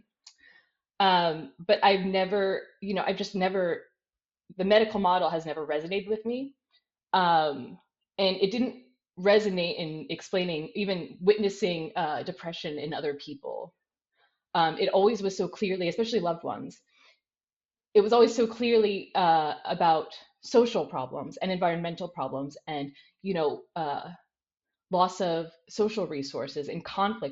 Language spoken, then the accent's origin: English; United States; moved away as an adult; now in Netherlands; I'm an American. I'm now in the Netherlands, where I've been working the past 2 years